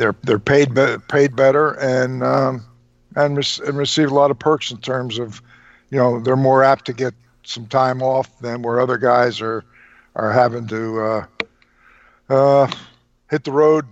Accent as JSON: {"language": "English", "town": "Trenton", "region": "New Jersey", "country": "United States", "said": "I was from Trenton"}